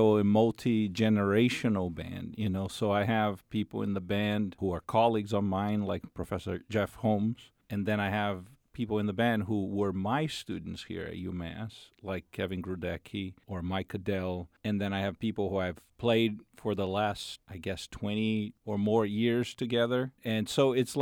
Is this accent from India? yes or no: no; Brazil; moved away; I'm from Brazil